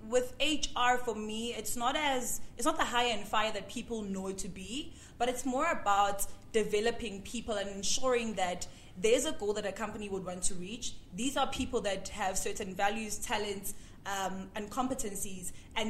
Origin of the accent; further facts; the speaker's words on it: Durban, KwaZulu-Natal, South Africa; moved away; also born or lived in Johannesburg; I'm born and bred in Durban